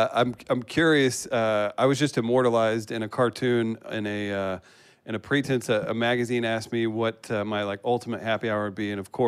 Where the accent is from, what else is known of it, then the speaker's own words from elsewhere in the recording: Farmington, Missouri, United States; I grew up in Farmington, Missouri.